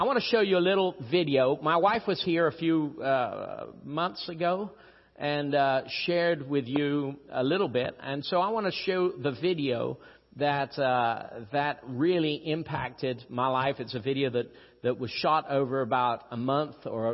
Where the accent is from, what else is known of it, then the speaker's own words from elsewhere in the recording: Rio de Janeiro, Brazil; I'm from Rio. I was born in Rio. It's the nicest city in Brazil